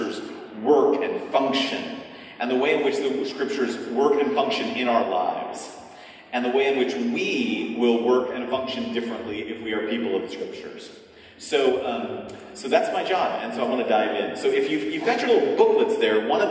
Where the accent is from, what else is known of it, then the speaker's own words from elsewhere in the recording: California, United States; I'm from California